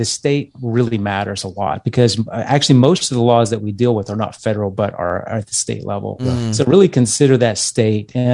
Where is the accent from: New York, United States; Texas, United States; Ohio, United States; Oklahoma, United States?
Texas, United States; moved away as an adult; I grew up in Texas